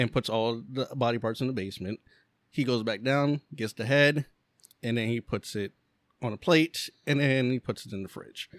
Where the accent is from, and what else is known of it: Lancaster, Pennsylvania, United States; born or raised there